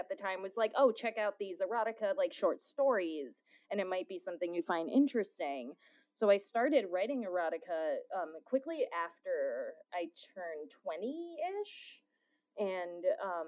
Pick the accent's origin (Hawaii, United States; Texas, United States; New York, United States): Hawaii, United States; being born and raised in Hawaii